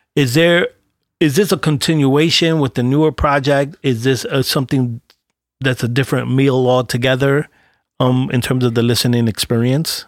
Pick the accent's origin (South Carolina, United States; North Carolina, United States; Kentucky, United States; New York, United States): New York, United States; New York City; I'm a cat from Brooklyn